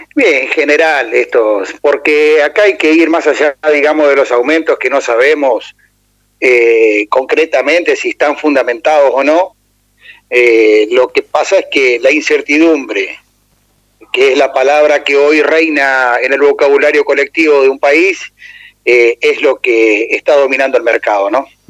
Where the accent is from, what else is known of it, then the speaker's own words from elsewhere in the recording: Entre Ríos, Argentina; nos toca transitar y vivir como entrerrianos